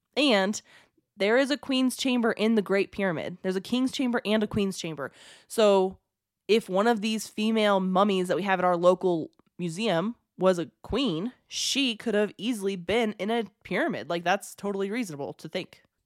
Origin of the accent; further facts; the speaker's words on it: United States; I'm American, very American